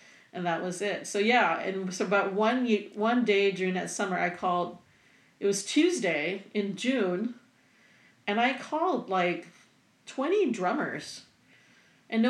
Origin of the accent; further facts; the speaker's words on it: Singapore; moved away; I am originally from Singapore